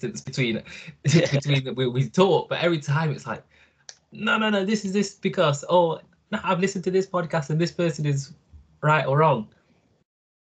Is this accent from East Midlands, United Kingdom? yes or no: yes; Nottingham, East Midlands, United Kingdom; also born or lived in Italy / United States; Also raised in Nottingham. Not born in Nottingham, born in Italy